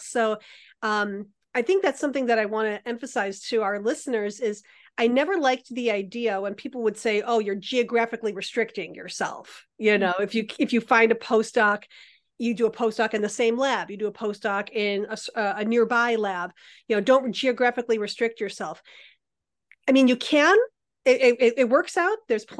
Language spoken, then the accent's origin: English; Midwest, United States; born or raised there; moved away as an adult